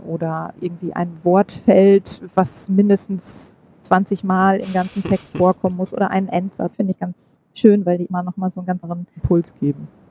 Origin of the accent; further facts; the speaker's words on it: Münster, North Rhine-Westphalia, Germany; also born or lived in Oslo / Hamburg / Stuttgart; ich bin Münsteraner und ähm, ich habe ein paar Stationen hinter mir. Ich war eine Zeit lang in Oslo, in Hamburg und in Stuttgart und wohne aber inzwischen wieder in Münster